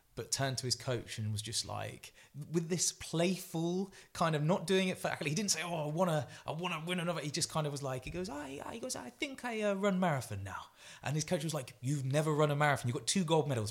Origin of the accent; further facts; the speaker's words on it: Grantham, East Midlands, United Kingdom; I'm obviously from Grantham